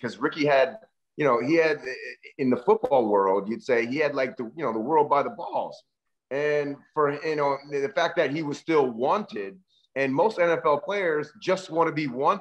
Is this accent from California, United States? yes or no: yes; Berkeley, California, United States; I grew up in Berkeley, California